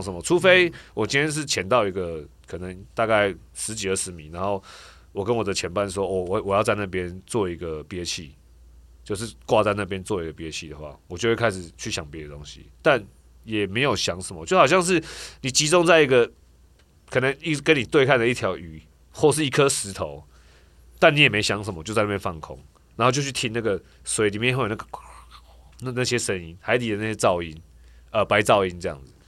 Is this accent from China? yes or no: no; Taiwan; also born or lived in Puli, Nantou (father's hometown); 我们台湾人